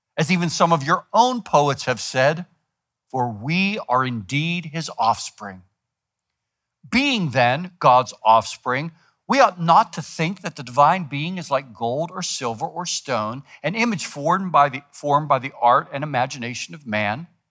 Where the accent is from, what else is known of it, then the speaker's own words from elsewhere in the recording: United States; we're American